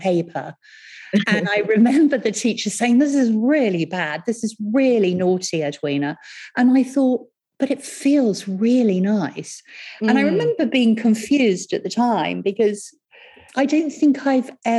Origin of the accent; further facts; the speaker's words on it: Cranleigh, South East England, United Kingdom; also born or lived in Rio de Janeiro, Brazil / Surbiton; we came back to the UK and I lived in a little village called Cranley for a while. And then when I was older, I went to a school called Surbiton High School